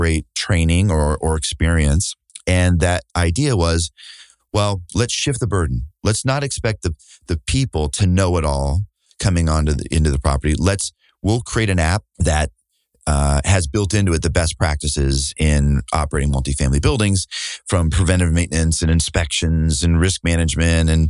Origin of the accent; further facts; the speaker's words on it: Burlington, Iowa, United States; Burlington is look, at 20,000 people at the time, maybe it was 23,000. I grew up there.